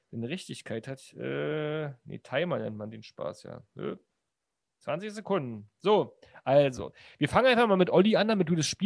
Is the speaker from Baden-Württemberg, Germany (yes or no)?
no; North Rhine-Westphalia, Germany; ich komme halt, komm halt aus dem Ruhrgebiet.